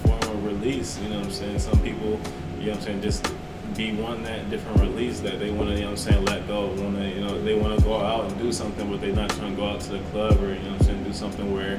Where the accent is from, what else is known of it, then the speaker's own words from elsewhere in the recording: Michigan, United States; I'm from Michigan